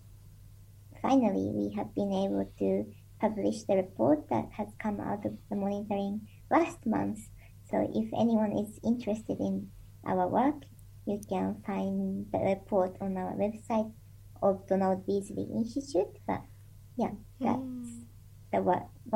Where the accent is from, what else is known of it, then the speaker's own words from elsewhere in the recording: Japan; moved away as an adult; also born or lived in New Zealand; now in Dunedin, New Zealand; I'm originally from Japan, and I came to New Zealand in 2011